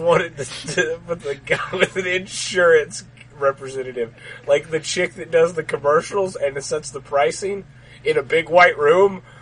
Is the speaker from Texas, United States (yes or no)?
yes; Texas, United States; this is the only place I've ever lived. It's in Texas